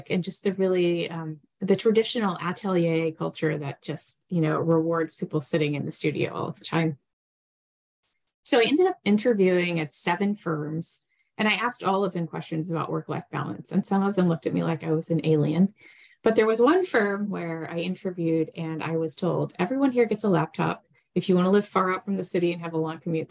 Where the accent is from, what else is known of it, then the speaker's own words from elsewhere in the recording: Texas, United States; moved away as an adult; also born or lived in New England / New York City; I was born in Texas, and then I went to college in New England, actually at Tufts, but decided I wanted to go back to my home state to study architecture